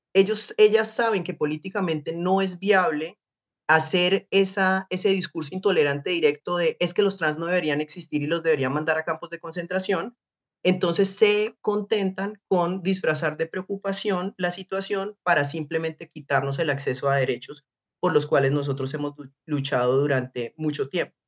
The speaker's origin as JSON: {"language": "Spanish", "town": "Bucaramanga", "region": "Santander", "country": "Colombia", "tie": "born or raised there", "said": "Yo crecí en Bucaramanga"}